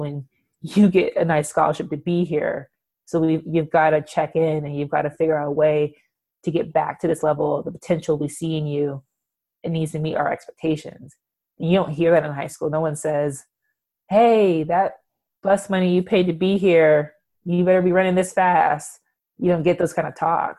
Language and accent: English; California, United States; moved away as an adult; also born or lived in Seattle; I'm from California and I moved to Seattle.